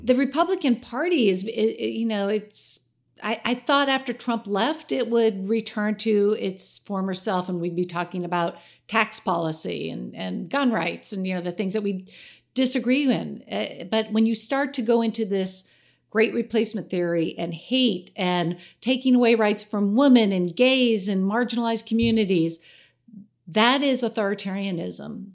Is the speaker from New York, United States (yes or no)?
yes; New York, United States; I'm a New Yorker